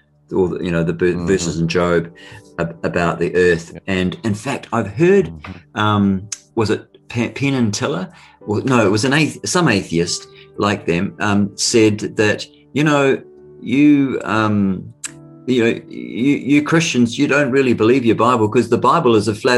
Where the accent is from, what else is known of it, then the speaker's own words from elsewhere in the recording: New Zealand; accent: Kiwi; my Kiwi accent